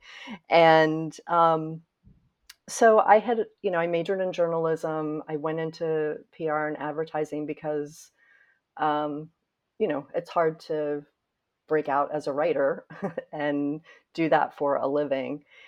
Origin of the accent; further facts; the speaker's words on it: Winston-Salem, North Carolina, United States; moved away as an adult; now in New York, United States; as a little girl growing up in North Carolina and feeling very proud of Winston-Salem and my family